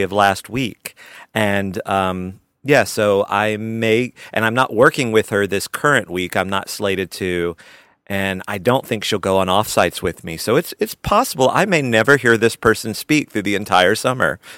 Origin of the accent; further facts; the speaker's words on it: Albany, Georgia, United States; the community theater I grew up in in Albany, Georgia